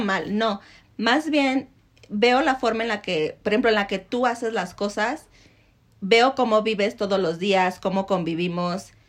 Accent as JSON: {"language": "Spanish", "country": "Mexico", "said": "como mexicanos"}